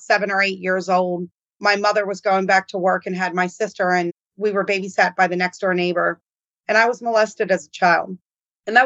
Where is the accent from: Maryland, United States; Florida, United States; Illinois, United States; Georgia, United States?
Maryland, United States; Baltimore; I grew up in Baltimore